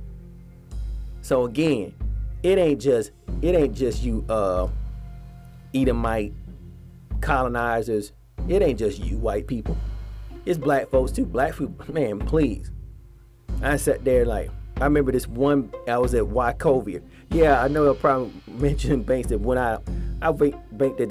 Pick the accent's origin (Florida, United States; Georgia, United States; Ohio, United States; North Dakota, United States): Georgia, United States; Atlanta; moved away; in Atlanta, my hometown, where I used to stay